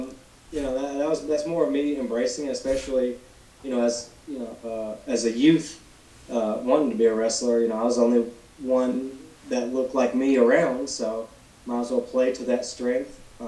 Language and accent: English; Alabama, United States; also born or lived in Gadsden, Alabama; I don't live, like, in a rural area of Alabama, but I'm not in a big city either. It's just kind of like a suburb of Birmingham. I live just like I guess an hour northeast of it, called Gadsden, Alabama.